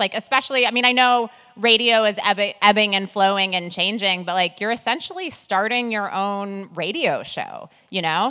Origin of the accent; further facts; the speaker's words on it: Milwaukee, Wisconsin, United States; now in New York, United States; I live in New York, but I'm originally from Milwaukee, Wisconsin